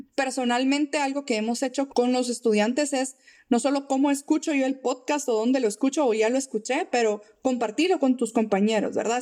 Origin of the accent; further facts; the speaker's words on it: Guatemala; nuestra naturaleza como guatemaltecos